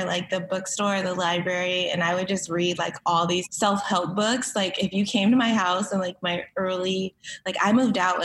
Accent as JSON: {"language": "English", "town": "Cerritos", "region": "California", "country": "United States", "tie": "born or raised there", "also_born_or_lived": "Inglewood, California", "said": "I was born in Inglewood, but raised in Cerritos."}